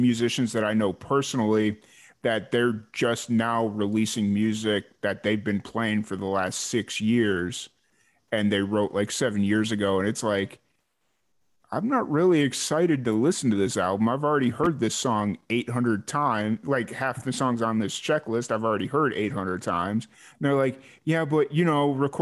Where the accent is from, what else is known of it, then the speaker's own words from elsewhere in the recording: Chicago, Illinois, United States; I grew up in Chicago